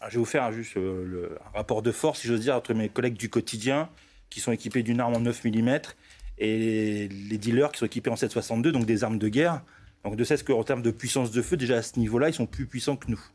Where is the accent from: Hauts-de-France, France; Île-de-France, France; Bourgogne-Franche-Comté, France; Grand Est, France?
Hauts-de-France, France; Roubaix; Moi, je suis natif du nord de la France